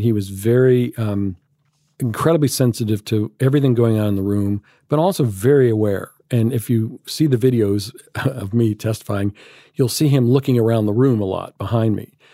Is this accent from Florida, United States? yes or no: no; Alabama, United States; moved away; growing up in Alabama